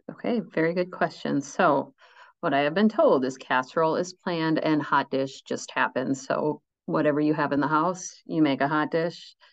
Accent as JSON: {"language": "English", "region": "Minnesota", "country": "United States", "tie": "born or raised there", "said": "I grew up in Minnesota."}